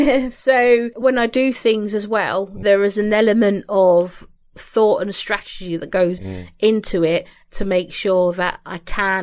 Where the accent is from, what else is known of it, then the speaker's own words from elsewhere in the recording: London, United Kingdom; I came from London, random girl. I ended up in somewhere outside of Manchester, where I hasten to say there's not many black girls roaming around